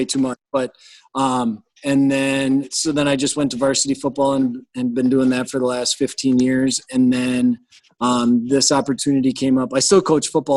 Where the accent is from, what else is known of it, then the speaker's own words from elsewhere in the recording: Thorp, Wisconsin, United States; moved away as an adult; now in Medford, United States; I'm originally from Thorpe.